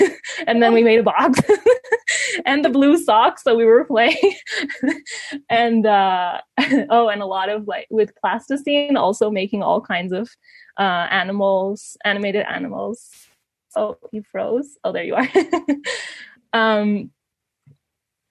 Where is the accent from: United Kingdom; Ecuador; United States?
Ecuador; also born or lived in Canada; I mostly grew up here in Ecuador, but my whole family's in Canada.